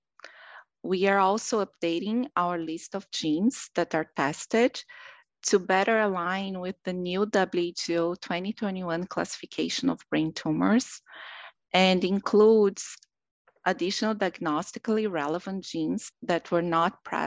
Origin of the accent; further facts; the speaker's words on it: Brazil; moved away as an adult; now in Rochester, United States; I'm originally from Brazil, where I did my medical school and my anatomic pathology residency